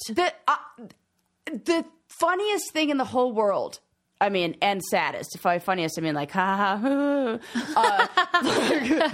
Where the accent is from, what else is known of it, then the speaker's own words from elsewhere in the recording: Los Angeles, California, United States; now in Colorado, United States; somebody who has lived in L A and, like, born and raised in Los Angeles